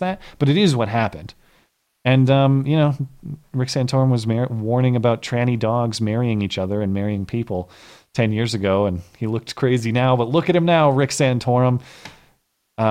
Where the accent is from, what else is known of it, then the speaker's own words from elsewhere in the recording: United States; I'm an American